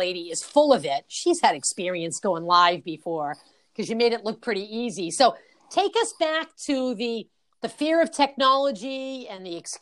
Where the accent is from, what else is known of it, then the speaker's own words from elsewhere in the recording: Boston, Massachusetts, United States; I'm pronouncing that R today because I'm from Boston.